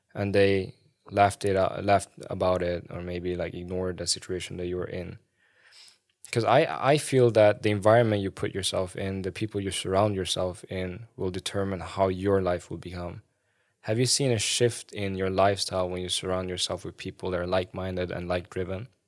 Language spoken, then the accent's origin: English; Sweden; I remember when I was growing up in Sweden